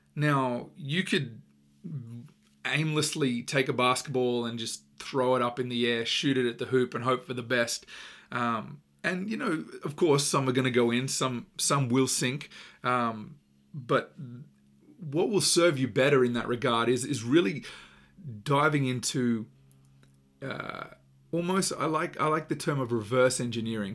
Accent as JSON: {"language": "English", "country": "Australia", "tie": "born or raised there", "said": "growing up in Australia, most children, um, at some point play a weekend sport, uh, or play through their school, it's just a really big part of our culture"}